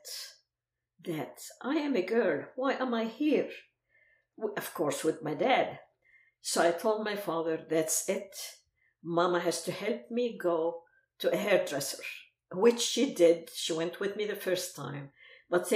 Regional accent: Aleppo, Aleppo Governorate, Syria; first language Arabic; English is a second language; moved away as an adult; also born or lived in Lebanon; now in United States; my hometown, Aleppo

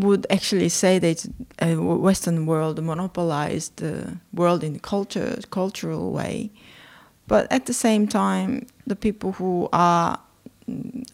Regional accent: South Korea; I was born and raised in South Korea

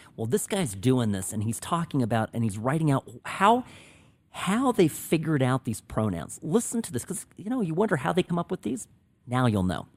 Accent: Czechia; first language Czech; English is a second language; moved away; my native language check

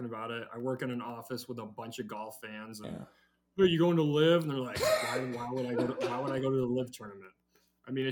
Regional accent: Iowa, United States; I'm from Iowa.

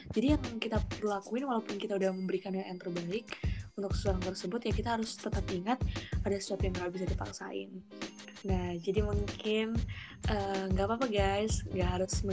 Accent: North Sumatra, Indonesia; Sumatera Utara, Sumatera Utara sebenarnya.

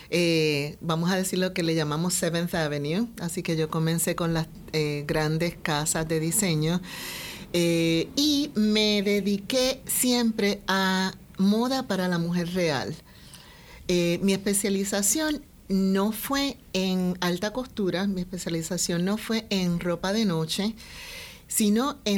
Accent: Puerto Rico; yo soy de Puerto Rico, nacida y criada aquí en Puerto Rico, y siempre con el gran deseo de ser de gran contribución a nuestro país.

